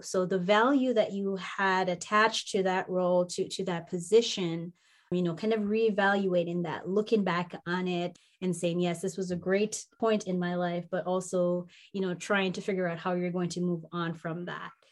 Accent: Jamaica; moved away as an adult; also born or lived in Minnesota; where I grew up in the warm mountains of Jamaica

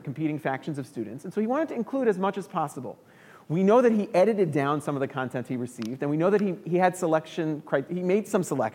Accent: New York City, New York, United States; moved away as an adult; now in Chicago, United States; I moved to Chicago 12 years ago from New York. I'm from New York City originally

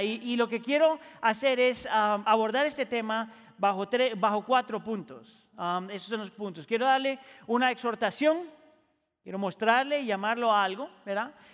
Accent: Colombia; also born or lived in Ecuador / Chile; la gran mayoría de mi vida viví en Colombia, yo muchas veces me considero más colombiano que cualquier otra cosa.

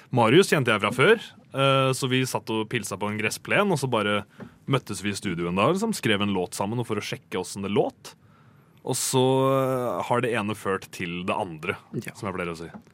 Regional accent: Rakkestad, Østfold, Norway; jeg er fra Rakstad

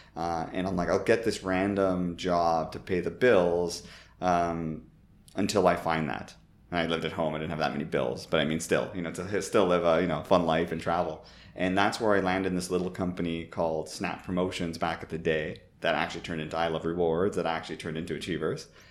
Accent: Toronto, Ontario, Canada; moved away as an adult; also born or lived in San Francisco / United Kingdom; my parents were born in Italy, but I grew up in Toronto, literally not too far from Jane and Finch

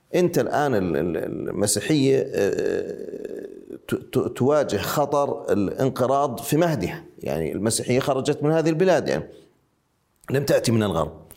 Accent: Ma'an, Ma'an Governorate, Jordan; now in Amman, Jordan; أنا الآن أتحدث من عمان آه، وأنا من معان

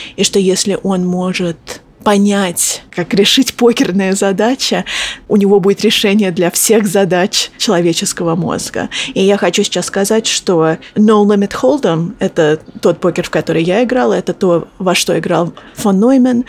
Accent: near Boston, Massachusetts, United States; also born or lived in Moscow, Russia; Я родилась в Москве, но когда мне было 4 года, мы переехали в Массачусетс, около Бостона. И я выросла в Америке.

